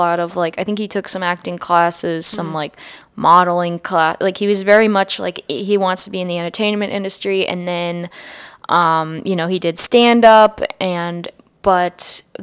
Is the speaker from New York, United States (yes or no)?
no; near Framingham and Worcester, Massachusetts, United States; I grew up near Framingham and Worcester, where I was probably closer to those cities in Massachusetts.